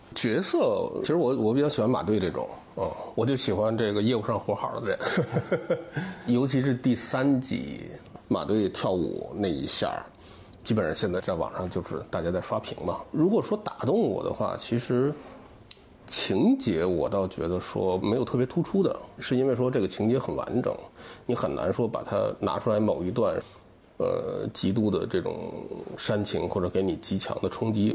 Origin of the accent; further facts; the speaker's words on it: Tianjin, China; 因为我天津人，天津人也，也有这个消解生活中这种苦难的这个爱好